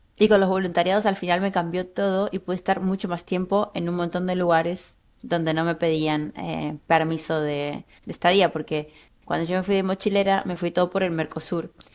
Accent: Buenos Aires Province, Argentina; moved away as an adult; now in Berlin, Germany; Soy de la provincia de Buenos Aires y me fui de Argentina en el 2015

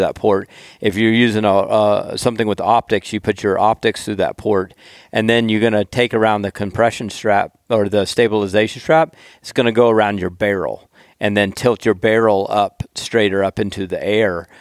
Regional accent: the South, United States; I'm from the South.

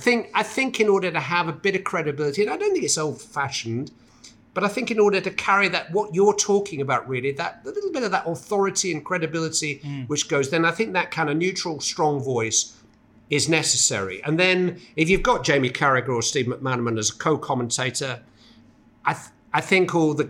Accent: Bury, North West England, United Kingdom; Well, I'm from Bury, so I should speak like Gary Neville, really.

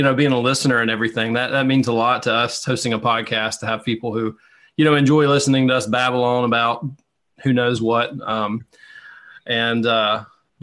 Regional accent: Alabama, United States; growing up in Alabama, everybody, all of my friends were Alabama Auburn football

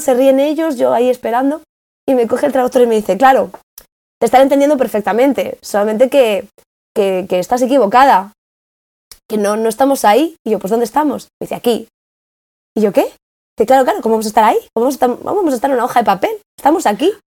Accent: Spain; moved away as an adult; yo vengo de España

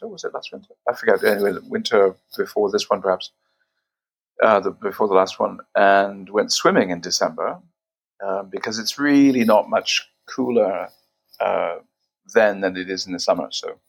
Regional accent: Victoria, British Columbia, Canada; moved away as an adult; now in Paris, France; I'm Canadian. I'm from the west coast of Canada. I've been living in France since 1983

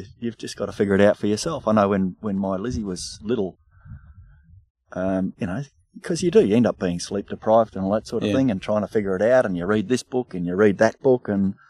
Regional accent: Southwest WA, Western Australia, Australia; I grew up in Southwest WA

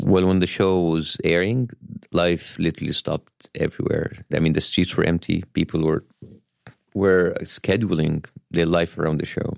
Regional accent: Cairo, Cairo Governorate, Egypt; English is a second language; moved away as an adult; now in Los Angeles, United States; I was born in Cairo, Egypt

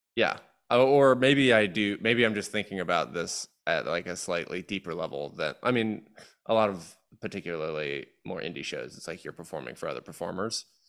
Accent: Georgia, United States; moved away as an adult; also born or lived in Chicago; I grew up in Georgia

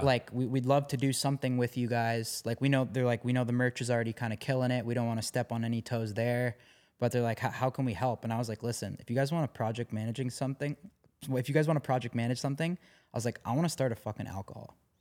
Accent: Canada; growing up in Canada

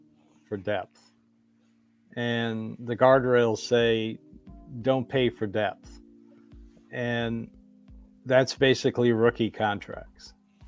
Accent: Cleveland, Ohio, United States; now in Nashville, United States; I'm from Cleveland. I can say Eastern European names like Zdruna Soglauskas.

